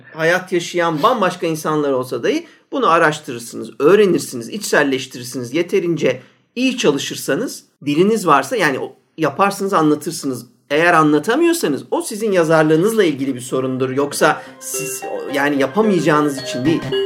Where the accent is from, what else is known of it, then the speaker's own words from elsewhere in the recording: Ankara, Turkey; ben baya üç nesil Ankaralıyım yani göbeğinden geliyorum